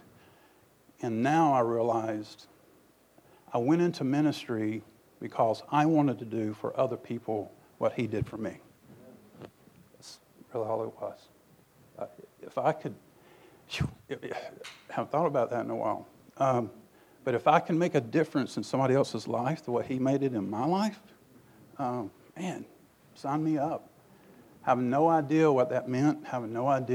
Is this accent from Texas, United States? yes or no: no; Tupelo, Mississippi, United States; When I grew up in Tupelo, Mississippi